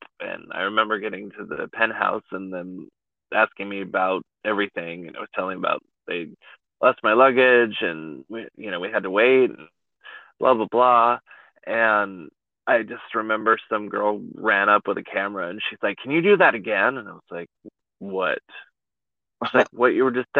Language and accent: English; East Bay Area, California, United States; I'm from the Bay Area. So, like, I grew up in a farming community, probably 45 minutes to an hour outside of San Francisco, like, East Bay Area